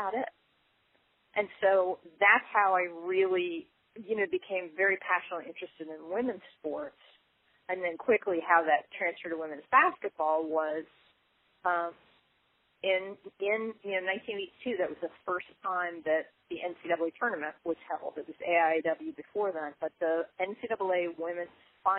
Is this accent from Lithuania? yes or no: no; Missouri, United States; I'm from Missouri. I grew up there